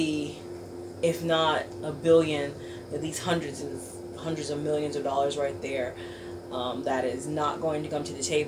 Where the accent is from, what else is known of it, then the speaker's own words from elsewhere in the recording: Chicago, Illinois, United States; I'm from Chicago